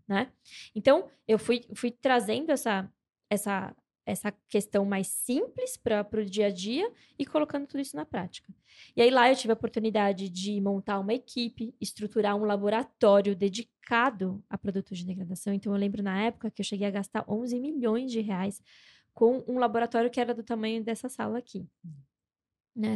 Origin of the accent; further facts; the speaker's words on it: São Paulo, Brazil; eu sou nascida e criada em São Paulo, Zona Norte, muita treta, tretíssima